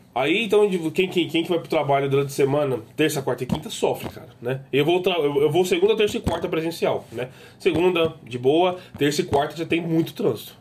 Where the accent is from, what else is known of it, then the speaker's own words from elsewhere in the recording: São Paulo, Brazil; Morei minha vida inteira na Zona Norte